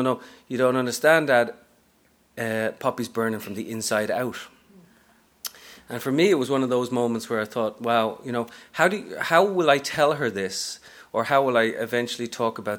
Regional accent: Dublin, Leinster, Ireland; moved away as an adult; also born or lived in Texas / Japan; now in New York, United States; I'm from Ireland originally, from Dublin, but I've been here the best part of 15 years now

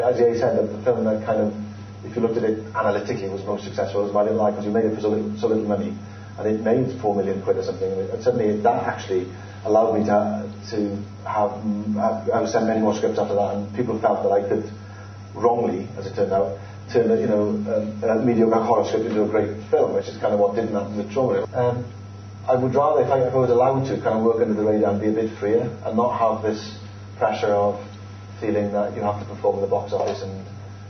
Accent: Wales, United Kingdom; I'm Welsh

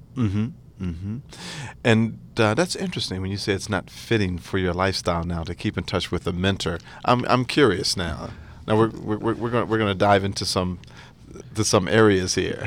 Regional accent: Atlantic City, New Jersey, United States; I'm from Atlantic City, New Jersey

